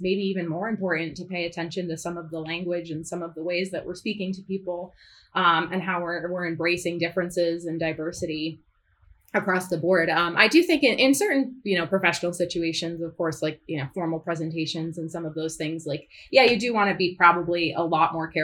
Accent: Northeast United States, United States; I'm from the Northeast. I'm not Southern

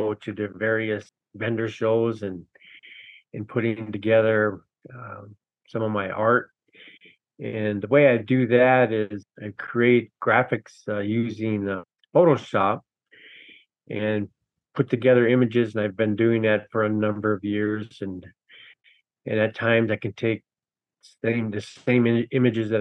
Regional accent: Minneapolis, Minnesota, United States; moved away as an adult; also born or lived in Red Lake, Minnesota; now in Grand Portage, United States; I grew up in Minneapolis and went to college there, and moved away in about 98

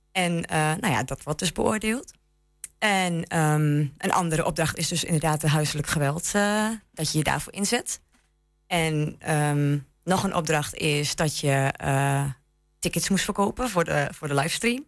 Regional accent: Enschede, Overijssel, Netherlands; moved away as an adult; now in Lattrop, Netherlands; ik kom uit Enschede inderdaad. Ik eh, ben hier geboren getogen

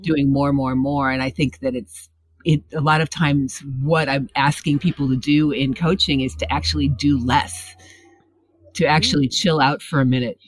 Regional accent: Midwest, United States; where I grew up in the Midwest

